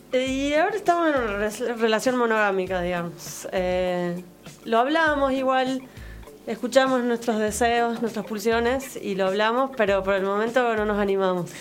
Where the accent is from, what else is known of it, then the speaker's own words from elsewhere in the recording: Tucumán, Argentina; yo soy tucumana